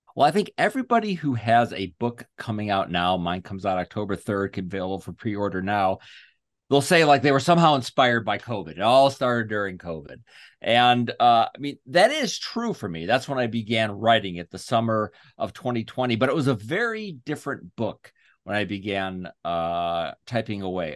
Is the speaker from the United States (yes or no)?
yes; United States; I'm an American